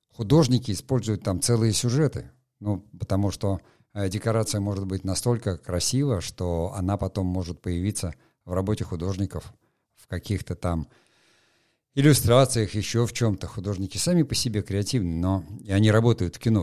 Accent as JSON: {"language": "Russian", "town": "Murmansk", "region": "Murmansk Oblast", "country": "Russia", "tie": "born or raised there", "said": "я просто там вырос, не в Териберке, а в Мурманске, э, в э, Мурманской области."}